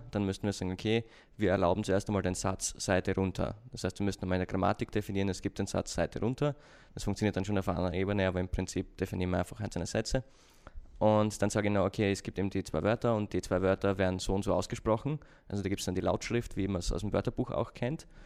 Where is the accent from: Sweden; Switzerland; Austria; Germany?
Austria; accent: Austrian; muss aufpassen auf meinen Akzent, ich bin ein Österreicher, falls